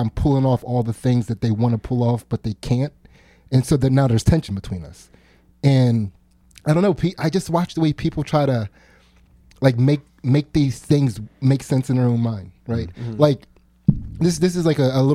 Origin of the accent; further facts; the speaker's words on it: United States; we're American